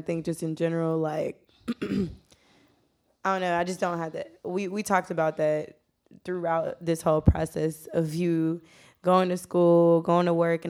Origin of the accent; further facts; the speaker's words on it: Atlanta, Georgia, United States; being from Atlanta, though, and where we from, like being from the West Side.